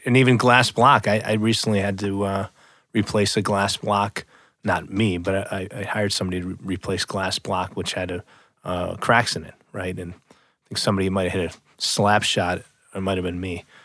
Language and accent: English; outside of Chicago, Illinois, United States; in my parents' home growing up outside of Chicago